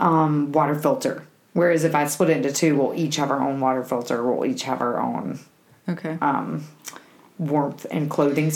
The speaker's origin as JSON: {"language": "English", "region": "Alabama", "country": "United States", "said": "I'm from Alabama."}